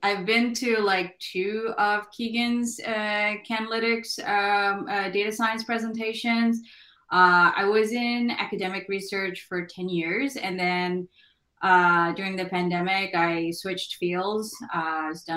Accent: Michigan, United States; I'm from Michigan

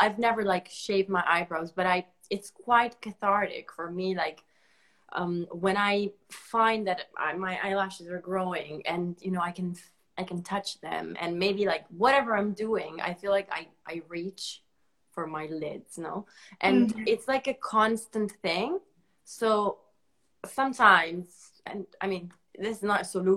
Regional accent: Italy; English is a second language; moved away as an adult; also born or lived in United States / China; now in London, United Kingdom; I moved away from Italy

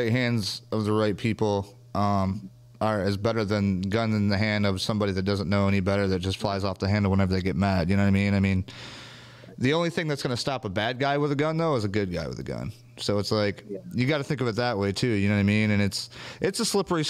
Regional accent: Jackson, Michigan, United States; we're from Michigan

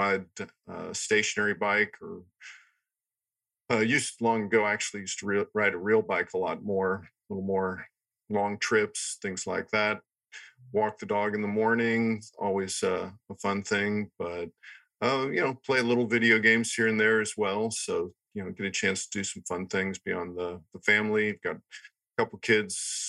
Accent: Cincinnati, Ohio, United States; moved away; I grew up in Cincinnati, Ohio

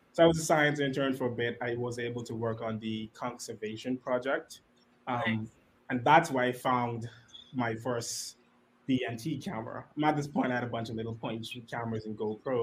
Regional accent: Nassau, New Providence, Bahamas; I grew up right here in Nassau.

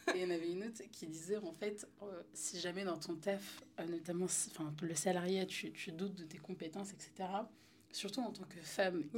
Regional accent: Paris, Île-de-France, France; moved away as an adult; j'ai grandi à Paris, dans le 10e

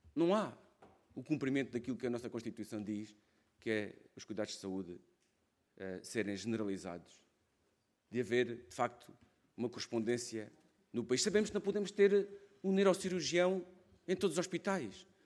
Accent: Alentejo, Portugal; accent: Alentejano; venho de uma região, podem ver na minha voz, isto não se ouve, vê-se logo que sou alentejano

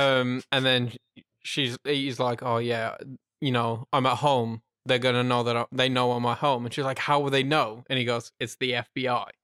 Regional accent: United Kingdom; from the U K.

